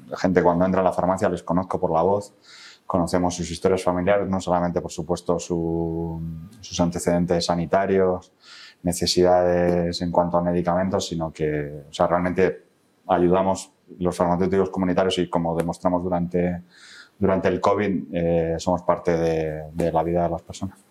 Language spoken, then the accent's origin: Spanish; Spain; soy el único español